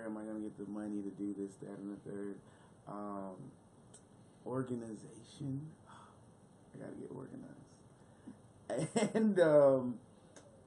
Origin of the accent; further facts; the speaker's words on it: New York City, New York, United States; I'm from Brooklyn